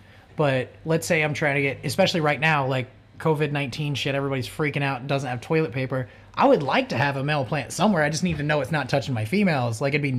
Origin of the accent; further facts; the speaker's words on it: Oklahoma, United States; I'm from Oklahoma.